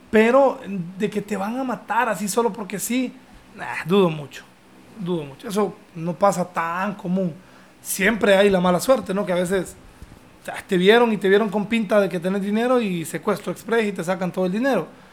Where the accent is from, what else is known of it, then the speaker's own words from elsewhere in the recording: Honduras; also born or lived in London; yo vengo de Honduras